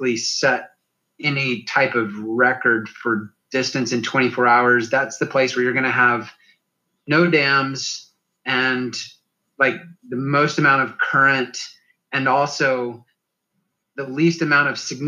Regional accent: Chattanooga area, Tennessee, United States; since I was a little kid here in my hometown

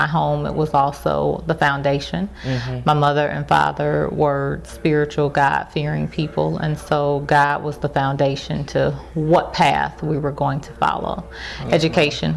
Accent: Chicago, Illinois, United States; moved away as an adult; also born or lived in Memphis, Tennessee; I grew up in Chicago from the age of two until I went off to college.

